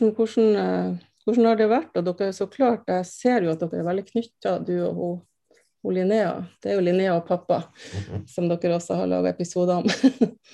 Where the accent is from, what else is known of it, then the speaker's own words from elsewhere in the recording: Andenes, Nordland, Norway; Jeg er jo fra Andes